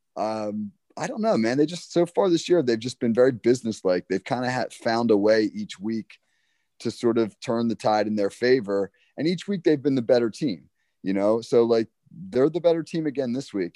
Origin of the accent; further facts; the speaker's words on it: New Jersey, United States; I'm, I'm from South Jersey